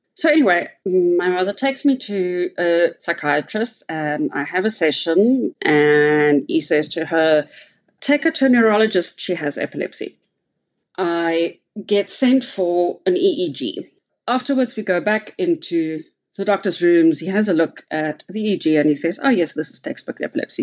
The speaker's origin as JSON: {"language": "English", "town": "Cape Town", "region": "Western Cape", "country": "South Africa", "moved": "yes", "lives_now": "Johannesburg, South Africa", "said": "I live in Johannesburg, South Africa. So I'm originally from Cape Town."}